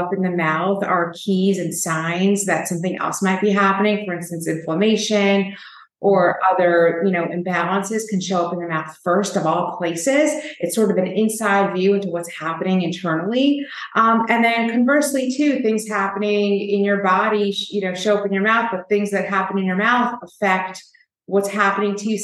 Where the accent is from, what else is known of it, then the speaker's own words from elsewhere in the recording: New York, United States; I was born and raised in New York